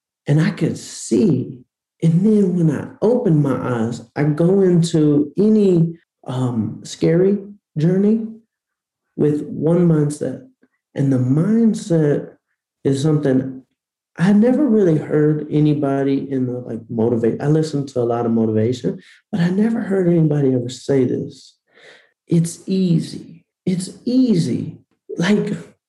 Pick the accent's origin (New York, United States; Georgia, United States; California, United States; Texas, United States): Georgia, United States; Atlanta; I grew up in Atlanta